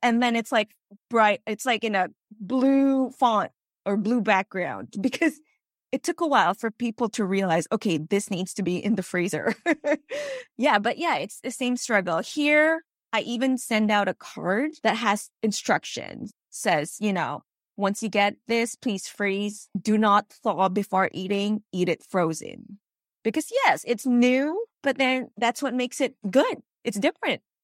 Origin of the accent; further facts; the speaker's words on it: Philippines; moved away as an adult; now in Los Angeles, United States; I actually was born and raised in the Philippines